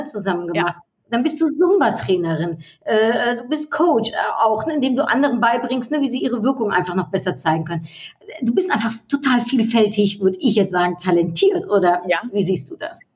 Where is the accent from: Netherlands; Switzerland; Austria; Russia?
Netherlands; now in Germany; als Niederländerin und in Deutschland